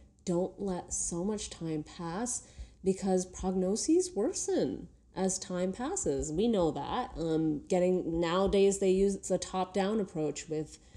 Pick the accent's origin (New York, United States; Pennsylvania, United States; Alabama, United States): New York, United States; New York City; just being a New Yorker